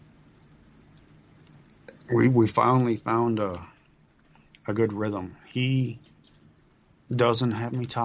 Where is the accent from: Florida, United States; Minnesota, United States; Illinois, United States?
Minnesota, United States; Duluth; my hometown